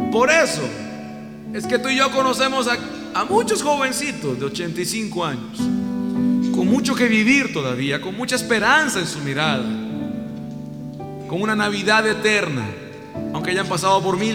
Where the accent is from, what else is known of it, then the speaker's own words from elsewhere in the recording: Costa Rica; moved away; en mi país, en Costa Rica.